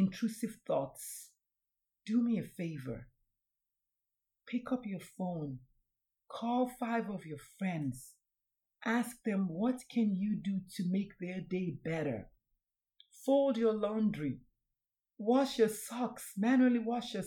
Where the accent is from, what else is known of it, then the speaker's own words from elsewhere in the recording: Nigeria; I'm Nigerian